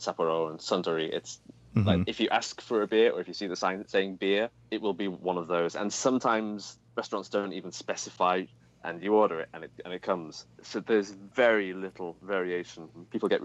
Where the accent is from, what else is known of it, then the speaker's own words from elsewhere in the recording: England, United Kingdom; moved away as an adult; now in Japan; I'm from England. I've been in Japan for 12 years.